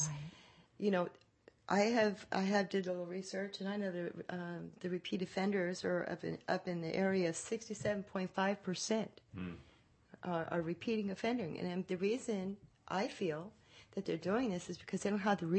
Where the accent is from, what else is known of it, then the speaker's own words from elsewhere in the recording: San Francisco, California, United States; moved away as an adult; now in Modesto, United States; I'm from the Bay Area, San Francisco